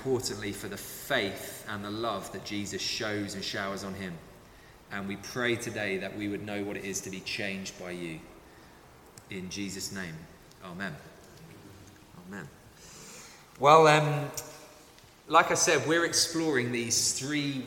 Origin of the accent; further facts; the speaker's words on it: London, United Kingdom; I grew up in Southeast London